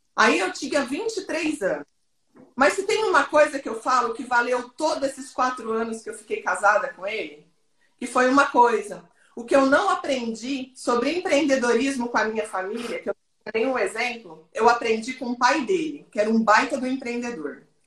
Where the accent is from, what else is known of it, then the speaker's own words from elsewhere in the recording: Goiânia, Goiás, Brazil; Eu sou de Goiânia